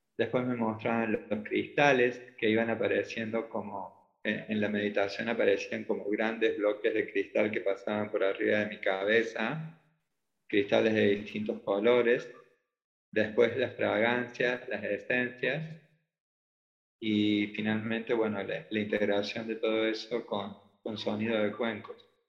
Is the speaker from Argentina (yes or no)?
yes; Córdoba, Argentina; de Córdoba, Argentina